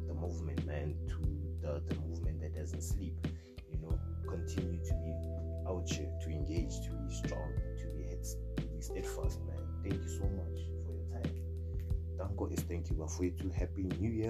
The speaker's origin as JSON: {"language": "English", "country": "South Africa", "said": "in the capacity as a South African"}